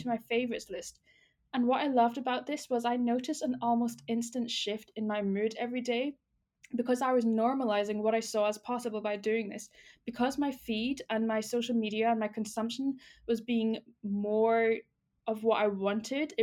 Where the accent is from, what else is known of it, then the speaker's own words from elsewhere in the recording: United Kingdom; as a Brit